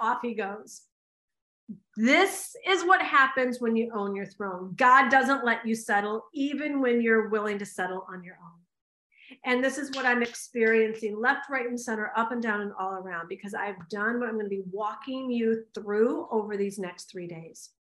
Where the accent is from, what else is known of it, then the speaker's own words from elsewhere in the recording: United States; I'm an American